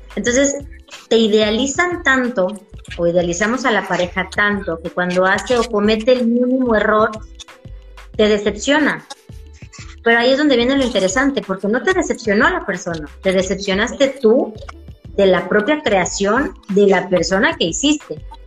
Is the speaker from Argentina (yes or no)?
no; Tabasco, Mexico; Nosotros como mexicanos, y más en el estado de Tabasco